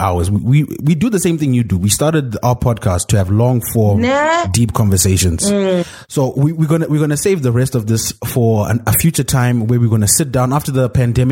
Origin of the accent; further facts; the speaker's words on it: Zimbabwe; I'm this upstart from Zim